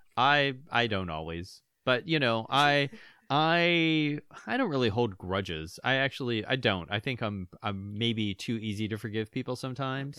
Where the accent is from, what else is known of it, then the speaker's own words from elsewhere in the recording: Pittsburgh, Pennsylvania, United States; moved away; Pittsburgh's my hometown